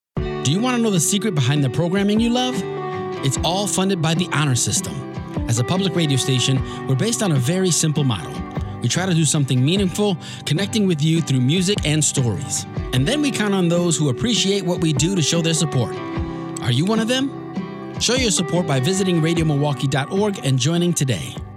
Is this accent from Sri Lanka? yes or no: no; Palestine; moved away as an adult; now in Milwaukee, United States; I was born here in Milwaukee, actually, but my family moved right away to Palestine. And I grew up there till I finished high school, and I came in here for college.